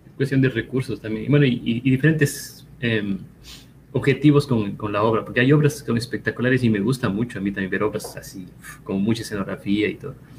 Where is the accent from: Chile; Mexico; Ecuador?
Ecuador; moved away as an adult; also born or lived in Cuenca, Ecuador / Quito, Ecuador / France; now in United States; algunos años fuera del país